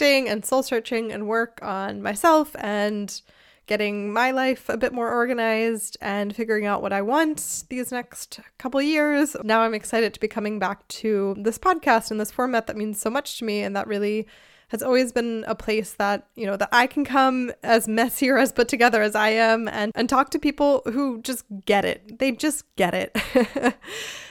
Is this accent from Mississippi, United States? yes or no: no; outside of Philadelphia, Pennsylvania, United States; moved away as an adult; also born or lived in South Carolina / Chicago; now in Germany; I'm from the US originally. I grew up outside of Philadelphia, and then I lived in South Carolina and Chicago